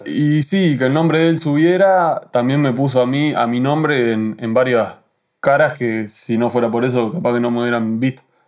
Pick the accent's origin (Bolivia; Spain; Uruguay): Uruguay; yo soy uruguayo